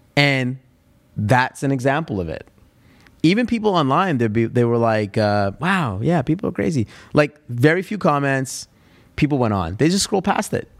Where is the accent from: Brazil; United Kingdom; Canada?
Canada; Alberta; accent: Canadian; I don't think that Alberta has an accent, but maybe there is a, a subtle accent